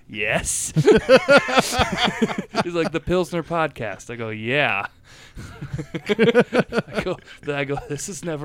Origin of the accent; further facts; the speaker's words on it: Minnesota, United States; I'm from Minnesota.